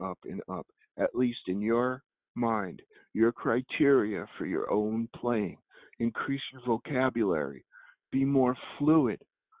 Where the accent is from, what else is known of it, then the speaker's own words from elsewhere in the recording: Carteret, New Jersey, United States; Hey, we're from Carteret, New Jersey. There's not a bone of pretense in our body, you know.